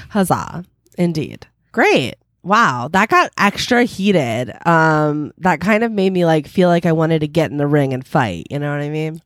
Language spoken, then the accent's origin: English; New Jersey, United States; also born or lived in Philadelphia; now in Los Angeles, United States; I've lived in New Jersey for my, I, I, for my entire childhood, and I'm from